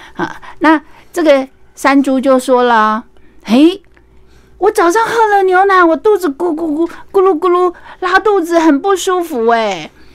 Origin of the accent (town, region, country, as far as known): Taiwan